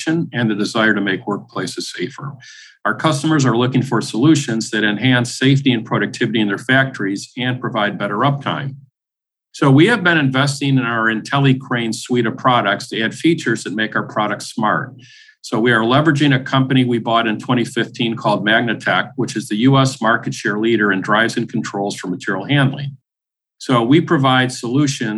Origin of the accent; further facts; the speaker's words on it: Buffalo, New York, United States; moved away; one that happens to be headquartered in my hometown. So it's been very interesting after living away for 27 years, moving in essence back home